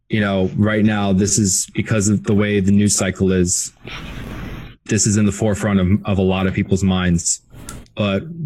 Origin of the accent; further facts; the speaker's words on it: Ohio, United States; I'm from Ohio